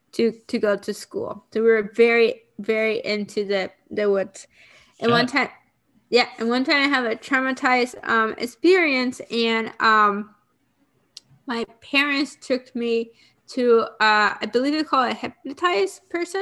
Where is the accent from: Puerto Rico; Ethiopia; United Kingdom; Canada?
Puerto Rico; I grew up in Puerto Rico